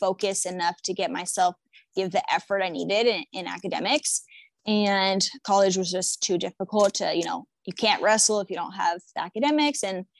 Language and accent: English; San Jose, California, United States; moved away as an adult; now in Oklahoma City, United States; I grew up in San Jose, California, and I started with Taekwondo as a kid